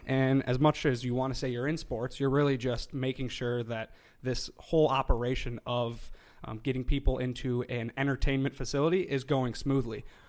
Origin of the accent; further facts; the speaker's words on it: Chicago, Illinois, United States; now in Minnesota, United States; I'm from Chicago